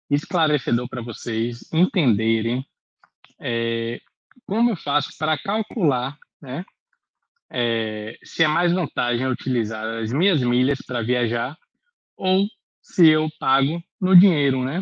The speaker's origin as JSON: {"language": "Portuguese", "town": "Salvador", "region": "Bahia", "country": "Brazil", "said": "Nós somos de Salvador, então vamos fazer uma, uma viagem de Salvador para Fortaleza, por exemplo."}